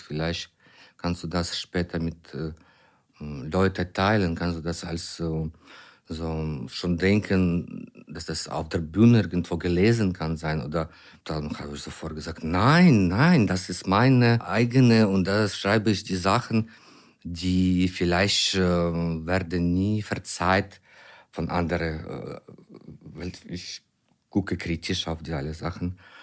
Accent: Ukraine; German is a second language; also born or lived in near Düsseldorf; Ich bin ein Ukrainer, äh, ein Dramatiker aus der Ukraine

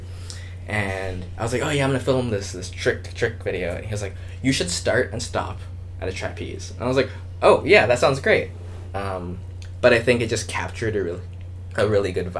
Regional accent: Los Angeles, California, United States; moved away as an adult; also born or lived in San Diego / Seattle; I grew up in Los Angeles

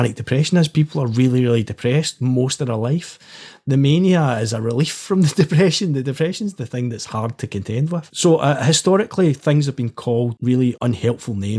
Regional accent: Glasgow, Scotland, United Kingdom; I grew up in the East End of Glasgow.

